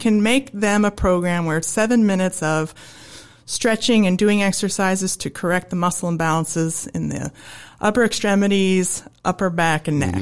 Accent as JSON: {"language": "English", "town": "Holdrege", "region": "Nebraska", "country": "United States", "moved": "as an adult", "said": "I'm from Holdridge, Nebraska"}